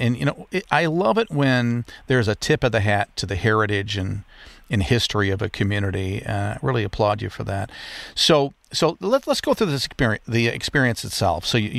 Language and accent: English; Muskegon, Michigan, United States; I grew up in Muskegon, live in the area